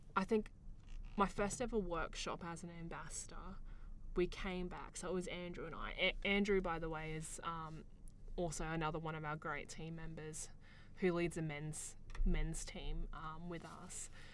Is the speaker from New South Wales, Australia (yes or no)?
no; Queensland, Australia; I grew up here in Australia